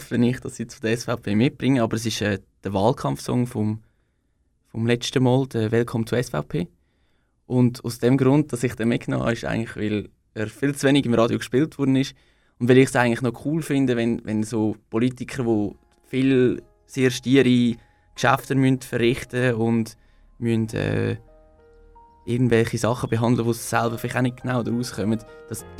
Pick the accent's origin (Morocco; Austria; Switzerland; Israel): Switzerland; Fahrwangen, Aargau; ich bin aus Fahrwangen, ich bin 23.